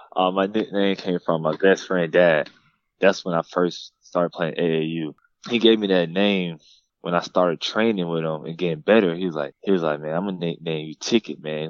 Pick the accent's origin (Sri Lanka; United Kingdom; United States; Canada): United States; Douglasville, Georgia; I grew up in Douglasville, Lithia Springs, uh, not too far from Atlanta